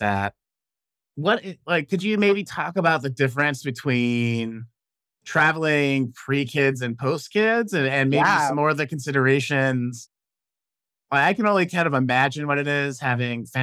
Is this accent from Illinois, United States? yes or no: yes; Chicago, Illinois, United States; also born or lived in the South; now in California, United States; I grew up in Chicago. I live in California right now. I've lived in the South